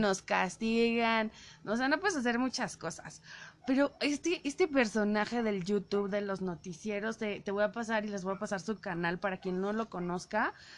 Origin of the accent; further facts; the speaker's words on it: Mexico City, Mexico; yo soy chilanga. Bueno, yo nací en la Ciudad de México